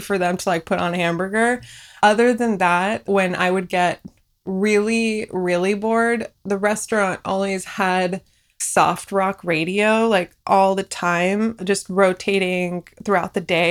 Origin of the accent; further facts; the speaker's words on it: Union City, California, United States; first language Farsi; English is a second language; also born or lived in Fresno, California / Boston, Massachusetts; I grew up in the Bay Area in a small town called Union City, right between San Francisco and San Jose